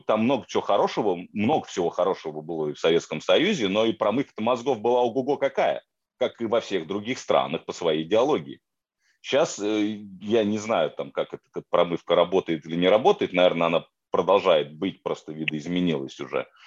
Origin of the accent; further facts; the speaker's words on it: Moscow, Russia; moved away; я из Москвы, да, то есть я в большом городе вырос